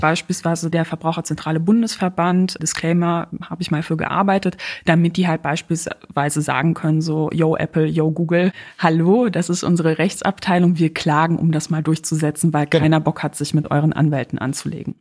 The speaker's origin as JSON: {"language": "German", "country": "Poland", "moved": "yes", "said": "ich komme aus Polen"}